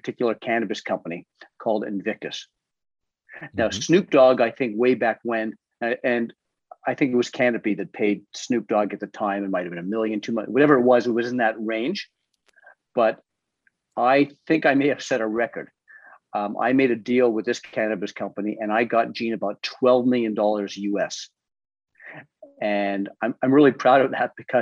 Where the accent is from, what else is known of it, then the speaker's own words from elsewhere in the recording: Toronto, Ontario, Canada; I'm from Toronto